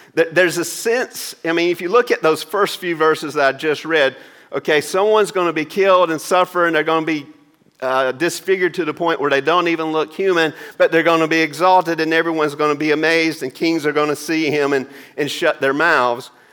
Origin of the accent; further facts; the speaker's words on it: Maysville, Georgia, United States; driving home from University of Georgia in Athens to my hometown of Maysville